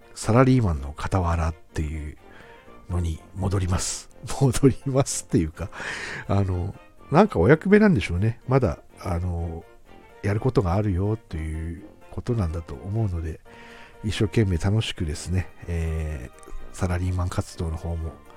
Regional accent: Aomori, Japan; 地元青森で

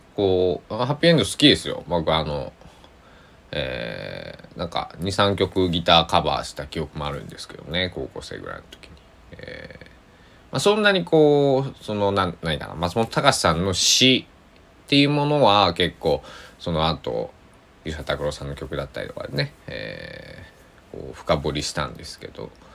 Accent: Kochi, Japan; accent: Tosa dialect; 高知の土佐弁、僕の生まれふるさとの、えー、言葉で

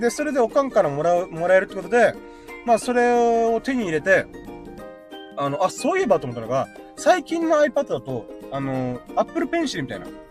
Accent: Okinawa, Japan; born or raised there

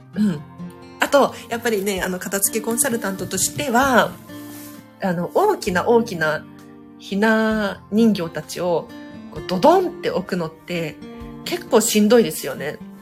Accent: Tokyo, Japan; 私なんかね東京生まれでマンション育ちでそんなに収納スペースないんですよ東京は

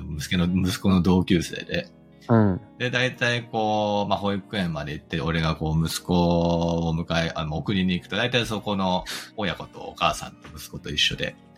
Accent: United States; now in Japan; アメリカ育ちの個人投資家

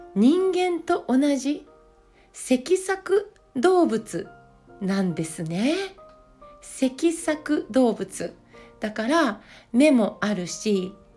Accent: Yamaguchi, Japan; now in Niigata, Japan; 私は出身が山口県

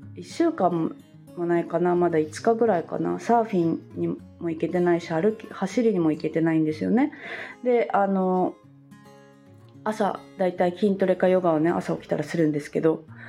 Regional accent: Fukuoka, Japan; moved away as an adult; now in Bali, Indonesia; 私実家が福岡

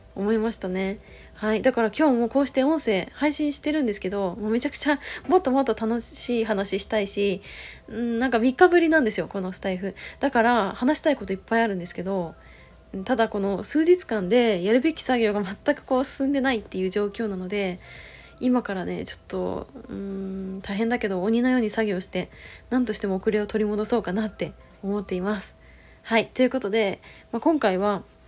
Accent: Chiba, Japan; moved away; 実家が千葉県なんですけど

